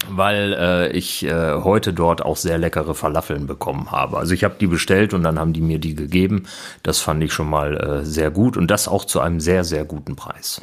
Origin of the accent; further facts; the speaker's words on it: Bielefeld, North Rhine-Westphalia, Germany; ich komme aus Bielefeld